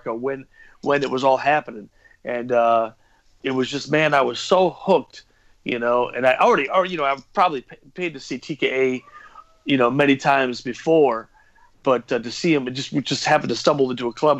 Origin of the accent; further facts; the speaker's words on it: Chicago, Illinois, United States; I'm from Chicago